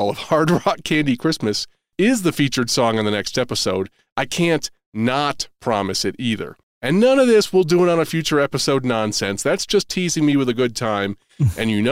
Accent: New England, United States; I'm from New England

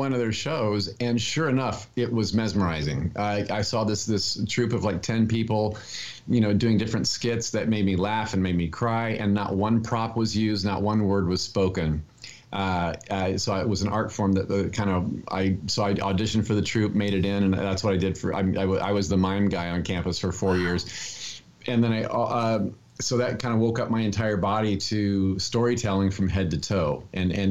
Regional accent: Indianapolis, Indiana, United States; Indianapolis, Indiana. I'm the youngest of four boys

